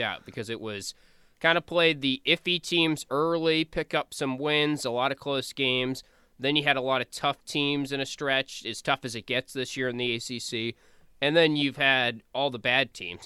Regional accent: North Carolina, United States; I'm from North Carolina

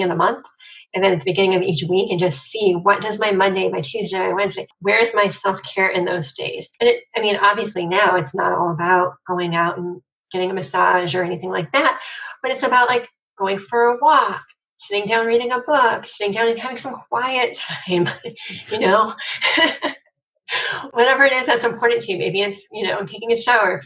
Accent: Cleveland, Ohio, United States; I'm from Cleveland

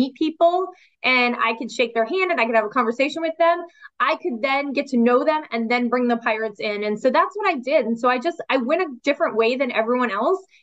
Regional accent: Seattle, Washington, United States; I grew up in Seattle.

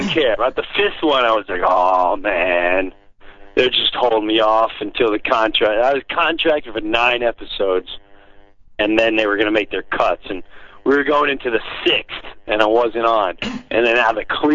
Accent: Long Island, New York, United States; I grew up in Long Island, blue collar

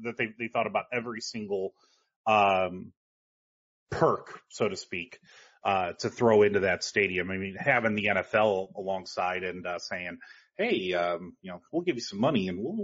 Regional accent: Columbus, Ohio, United States; I'm from Columbus, Ohio

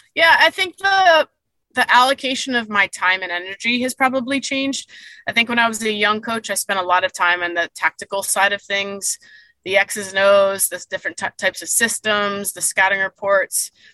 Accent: Daytona Beach, Florida, United States; also born or lived in Fort Lauderdale, Florida / Durham, North Carolina / Chapel Hill, North Carolina; we moved the family, I say, back to Daytona

